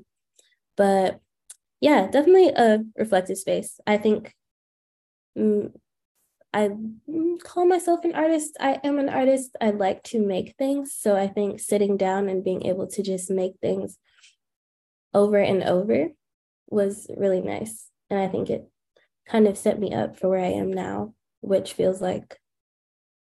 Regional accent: New York City, New York, United States; also born or lived in Washington, D.C.; my family's from Jamaica, but born and raised in Queens

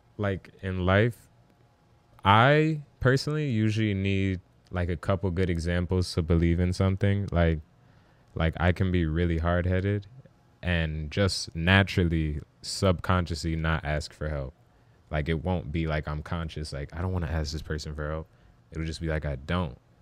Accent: New York, United States; I was born in the Bronx

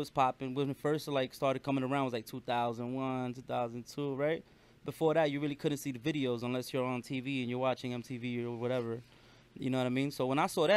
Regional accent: New York City, New York, United States; I was born and raised in Brooklyn, New York, so I love hip hop. I grew up with hip hop

